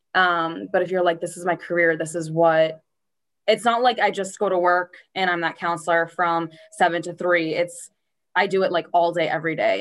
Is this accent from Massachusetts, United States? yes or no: yes; Norwood, Massachusetts, United States; I grew up in Norwood, Mass. Um, born and raised to live here.